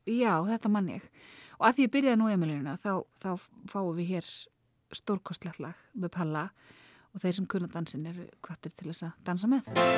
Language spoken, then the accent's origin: Icelandic; Reykjavík, Capital Region, Iceland; Ég er alveg upp í Þingoltanum.